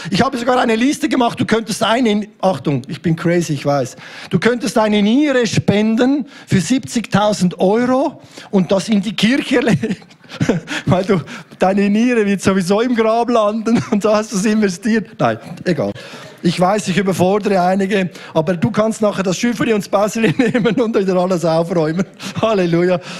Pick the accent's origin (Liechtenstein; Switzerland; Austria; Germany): Switzerland; bei uns in der Schweiz